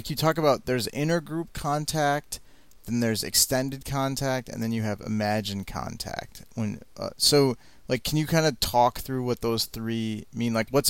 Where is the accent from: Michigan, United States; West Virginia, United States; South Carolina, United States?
Michigan, United States; I grew up in Michigan in the Midwest.